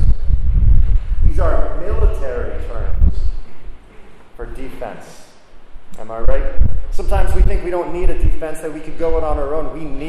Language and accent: English; New Jersey, United States; where I grew up in New Jersey